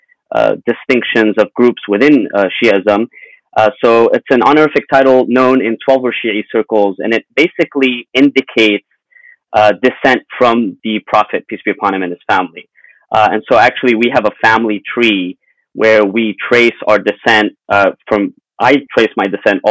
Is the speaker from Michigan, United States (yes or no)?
no; Los Angeles, California, United States; also born or lived in Mashhad, Iran / Syria / London; we came to Los Angeles in 1994. I was 9 years old at the time. And, you know, we grew up in L.A.